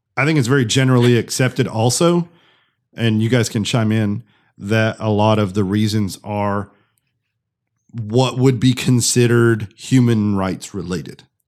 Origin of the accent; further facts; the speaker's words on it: United States; as an American